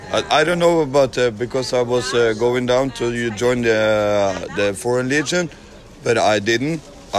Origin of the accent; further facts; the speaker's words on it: Norway; Yeah, I'm from Norway.